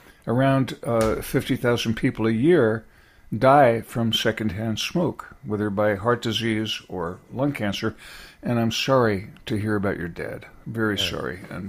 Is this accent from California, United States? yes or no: yes; California, United States; Coming from California, I was going out to college in Berkeley, which was the center, the epicenter of the whole hippi